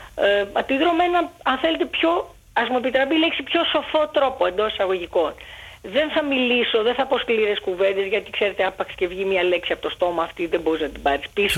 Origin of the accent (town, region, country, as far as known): Athens, Attica, Greece; born or raised there; also born or lived in Alexandria, Egypt